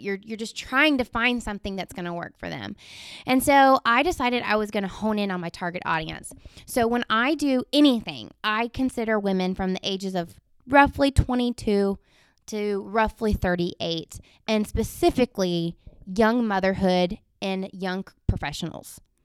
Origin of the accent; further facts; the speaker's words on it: Montgomery, Texas, United States; growing up in Montgomery, that's where I actually graduated from high school